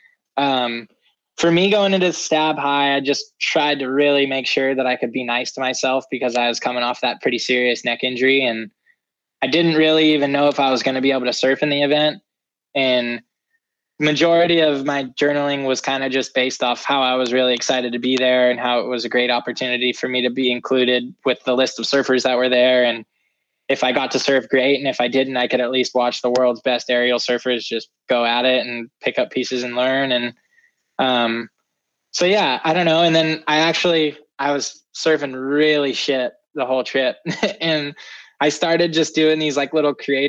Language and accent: English; California, United States; I'm from California